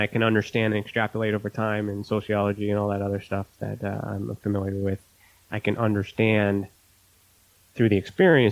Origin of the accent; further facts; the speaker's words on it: Canada; me being Canadian